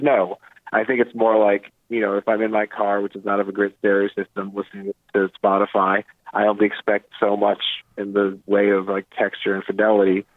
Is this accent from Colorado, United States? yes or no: no; Chapel Hill, North Carolina, United States; I grew up in Chapel Hill, North Carolina